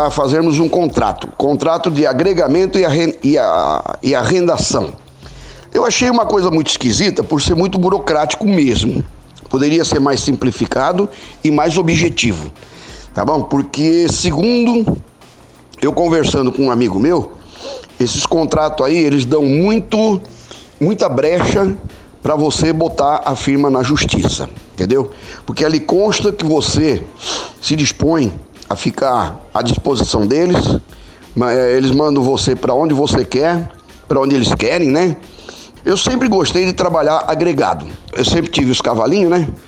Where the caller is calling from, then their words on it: Uberaba, Minas Gerais, Brazil; sou aqui da cidade de Uberaba, Minas Gerais.